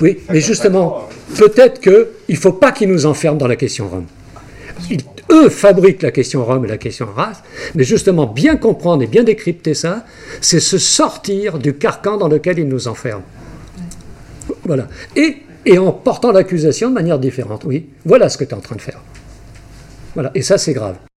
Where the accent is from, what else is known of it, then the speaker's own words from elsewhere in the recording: Brittany, France; je suis breton, je suis fier d'être breton